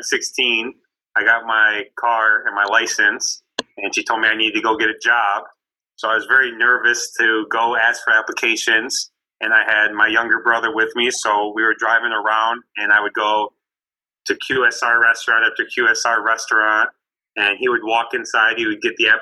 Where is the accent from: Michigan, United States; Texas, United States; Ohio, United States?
Michigan, United States; Canton; I'm from Canton, Michigan, which is 20 minutes west of Detroit